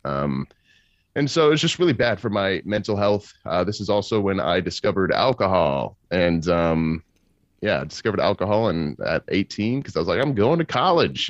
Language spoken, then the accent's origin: English; Kansas, United States; I'm from Kansas City, uh, Kansas City, Kansas